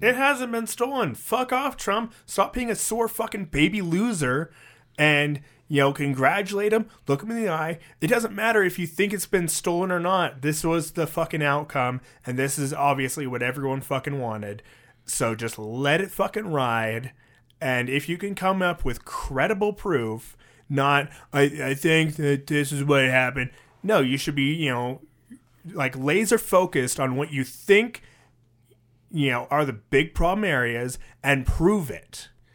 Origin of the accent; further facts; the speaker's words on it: United States; I'm American